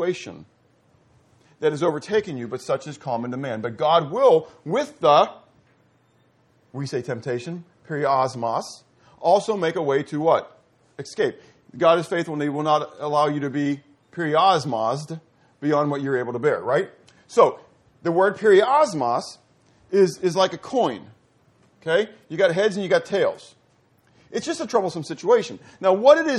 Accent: Pittsburgh, Pennsylvania, United States; moved away; also born or lived in the American South; I'm from Pittsburgh

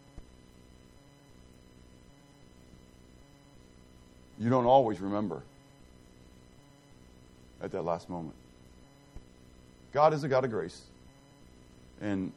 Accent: Pittsburgh, Pennsylvania, United States; I grew up in the Italian section of town. Pittsburgh is very ethnic, okay? And I grew up in the Italian section of town.

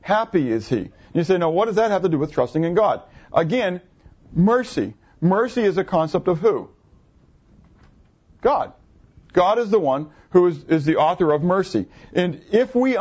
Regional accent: United States; also born or lived in Schwenksville, Pennsylvania; as Americans

